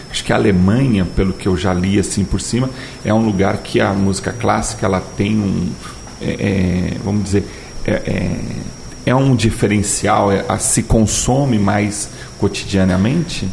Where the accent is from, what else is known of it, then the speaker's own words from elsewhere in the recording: São Paulo, Brazil; moved away; eu sou de São Paulo e eu morava numa, numa rua lá em São Paulo